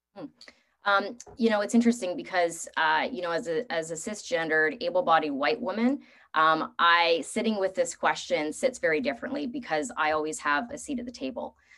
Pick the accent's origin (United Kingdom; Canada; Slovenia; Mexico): Canada; also born or lived in Vancouver; As a Canadian